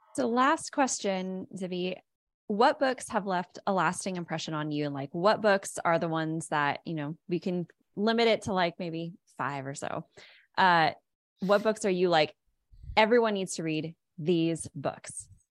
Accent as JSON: {"language": "English", "town": "Los Angeles", "region": "California", "country": "United States", "moved": "yes", "said": "I'm originally from Los Angeles"}